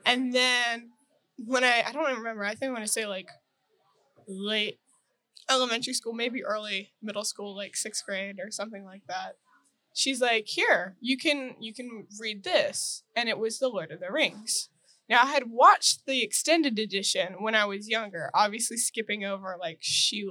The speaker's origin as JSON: {"language": "English", "region": "North Washington", "country": "United States", "said": "I'm from North Washington"}